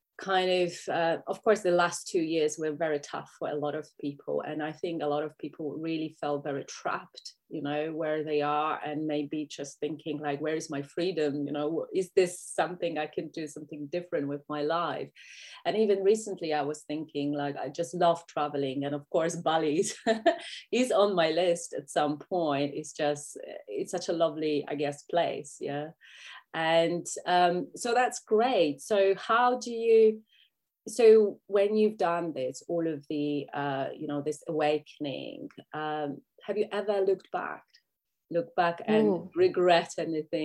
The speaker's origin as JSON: {"language": "English", "country": "Poland", "second_language": "English", "moved": "yes", "lives_now": "United Kingdom", "said": "I live in UK, but that's not my home country. My home country is Poland."}